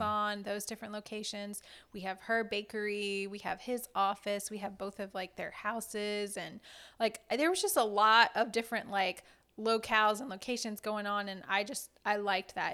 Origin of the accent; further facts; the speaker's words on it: South Louisiana, United States; I, myself, am Cajun. I'm from South Louisiana, um, near New Orleans